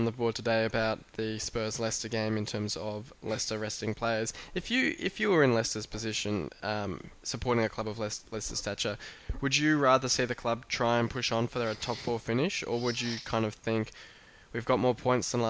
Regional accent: Australia; that was good to see as an Australian.

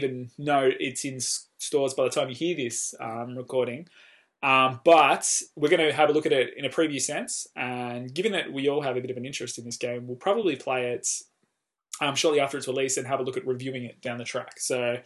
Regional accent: Australia; We give an Australian twist

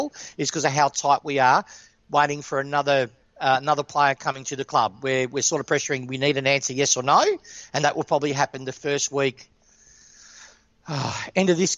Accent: Broadmeadows, Victoria, Australia; I grew up in Meadows

